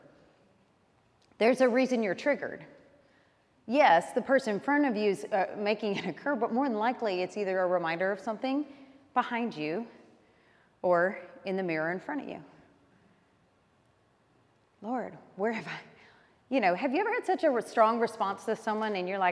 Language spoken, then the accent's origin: English; Alabama, United States; I grew up in Alabama